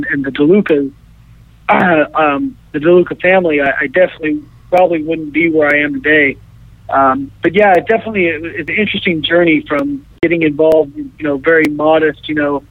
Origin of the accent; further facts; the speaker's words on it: Evansville, Indiana, United States; moved away; my hometown of Evansville